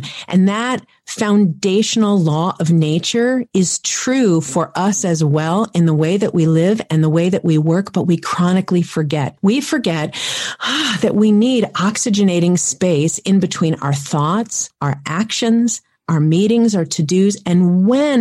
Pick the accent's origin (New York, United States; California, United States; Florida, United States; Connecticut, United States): New York, United States; New York City; I grew up in Manhattan